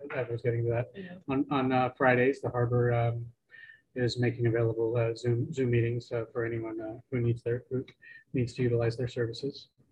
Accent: Portland, Oregon, United States; moved away as an adult; now in Astoria, United States; I was born and raised in Portland

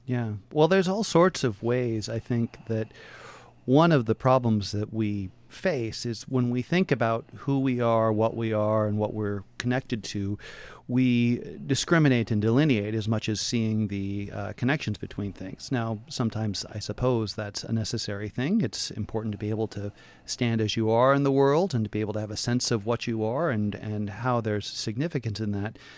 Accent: Portland, Oregon, United States; born and raised in Portland

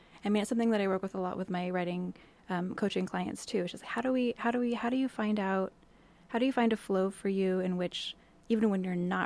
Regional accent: Portland, Oregon, United States; moved away as an adult; also born or lived in Montreal, Canada; now in Astoria, United States; So I grew up in the Portland area, and then I moved

